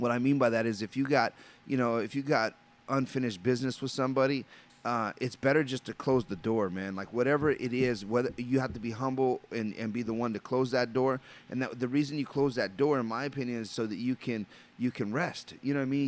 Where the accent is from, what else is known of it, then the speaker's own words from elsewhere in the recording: Los Angeles, California, United States; I'm a Los Angeles native, you know, and I grew up in Los Angeles on the Imperial Highway